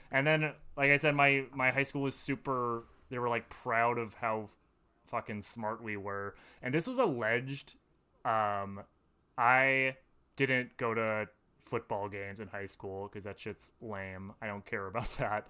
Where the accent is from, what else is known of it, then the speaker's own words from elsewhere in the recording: Madison, Wisconsin, United States; I grew up in Madison.